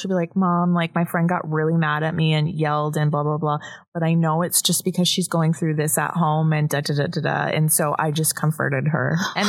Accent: Trenton, Ontario, Canada; now in Belleville, Canada; I moved from Trenton to Belleville.

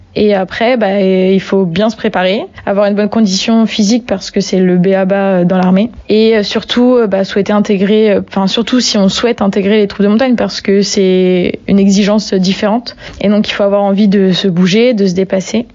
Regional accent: Brittany, France; moved away as an adult; also born or lived in Paris; je suis originaire de Bretagne, donc pas du tout de la montagne

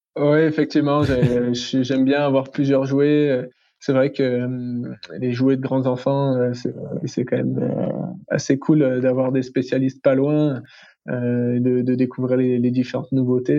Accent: France; je suis français

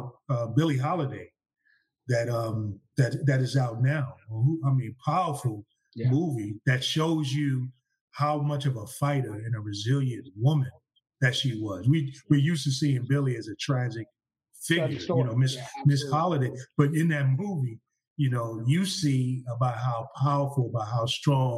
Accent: United States; as an American

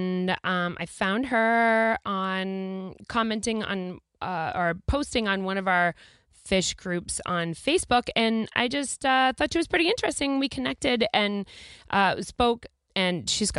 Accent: New Jersey, United States; I'm from Jersey

